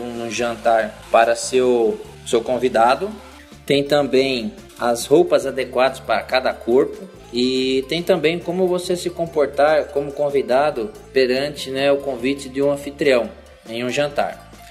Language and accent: Portuguese; interior of São Paulo, Brazil; Sou do interior de São Paulo